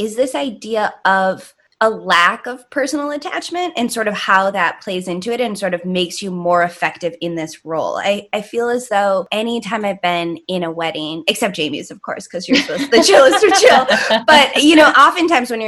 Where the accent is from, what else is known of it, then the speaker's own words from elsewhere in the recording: Minnesota, United States; I'm from Minnesota